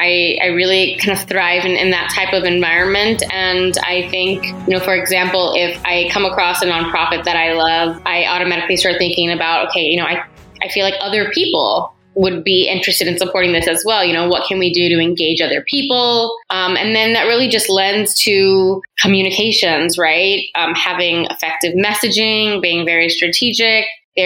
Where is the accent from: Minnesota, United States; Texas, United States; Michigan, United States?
Texas, United States; San Antonio; moved away as an adult; now in Los Angeles, United States; So I am originally from San Antonio, Texas, and I met my now husband there, and he had an opportunity to relocate out here for his job.